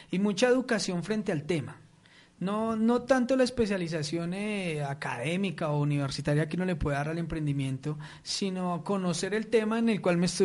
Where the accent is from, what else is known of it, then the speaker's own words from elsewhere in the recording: Colombia; Entonces, para mí estas personas tienen totalmente la calificación de emprendedores, ¿cierto? Eh, como colombianos.